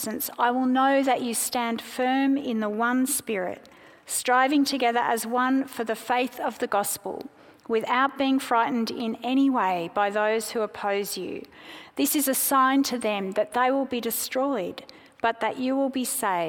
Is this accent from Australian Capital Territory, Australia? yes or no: no; Sydney, New South Wales, Australia; also born or lived in South Africa; now in Melbourne, Australia; My family moved to Sydney when I was 5, and we became Australian citizens